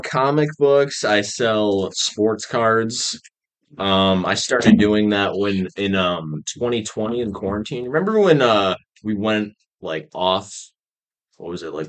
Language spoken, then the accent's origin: English; Michigan, United States; also born or lived in Raleigh, North Carolina; I was born in Raleigh, North Carolina. And uh, I lived there for a year and then I then I moved to um Michigan and I've been there ever since